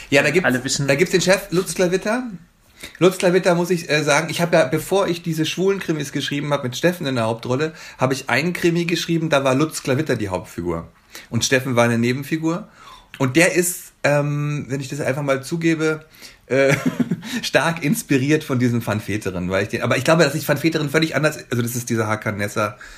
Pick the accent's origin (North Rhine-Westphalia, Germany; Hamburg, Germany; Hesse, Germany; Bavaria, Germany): Bavaria, Germany; moved away as an adult; now in Berlin, Germany; ich komme ja aus Bayern, wie gesagt, und ich bin 95 nach Berlin gekommen, bin also jetzt seit über 25 Jahren hier.